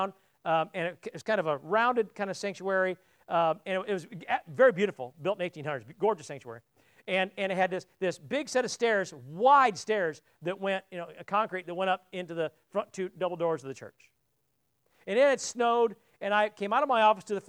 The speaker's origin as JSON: {"language": "English", "town": "South Bend", "region": "Indiana", "country": "United States", "tie": "born or raised there", "moved": "as an adult", "said": "I don't visit my hometown much"}